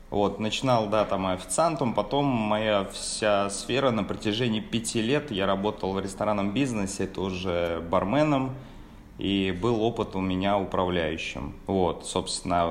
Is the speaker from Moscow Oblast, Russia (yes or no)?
no; Tolyatti, Samara Oblast, Russia; moved away as an adult; now in Krasnodar, Russia; родом из Самарской области, точнее город Тольятти